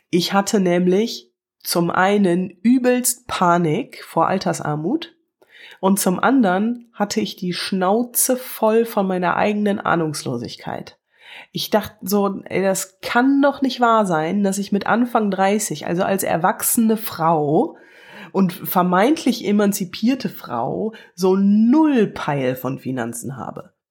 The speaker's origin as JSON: {"language": "German", "town": "Wuppertal", "region": "North Rhine-Westphalia", "country": "Germany", "lives_now": "Cologne, Germany", "said": "ich komme aus Wuppertal, lebe aber in Köln, ganz in der Nähe vom Rhein und das ist großartig."}